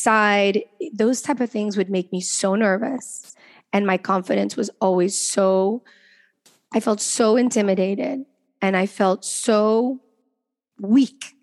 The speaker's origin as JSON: {"language": "English", "country": "Venezuela", "said": "We know we're from Venezuela"}